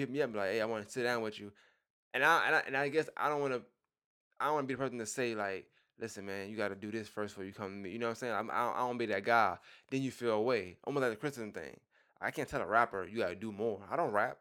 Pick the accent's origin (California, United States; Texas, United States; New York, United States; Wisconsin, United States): New York, United States; I'm from New York